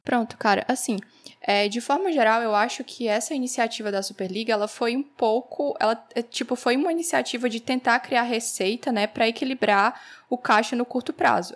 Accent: Northeast Region, Brazil; eu sou aqui do Nordeste

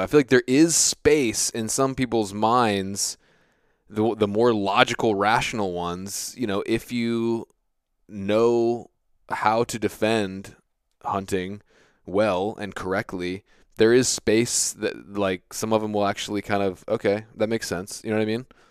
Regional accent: United States; I grew up on the Chesapeake Bay

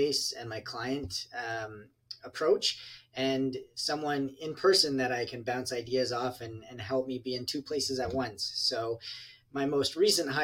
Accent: London, Ontario, Canada; I'm from London, Ontario, Canada, which is exactly halfway between Detroit and Toronto

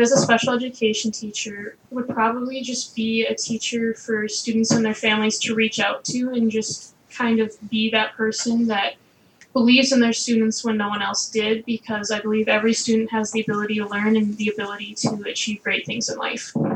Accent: Eden Prairie, Minnesota, United States; I'm from Eden Prairie, Minnesota, which is a suburb just right by the Twin Cities

